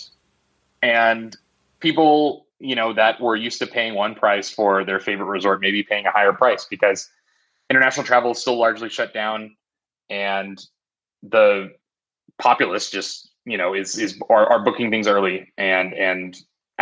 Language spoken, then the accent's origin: English; Arizona, United States; my home state of Arizona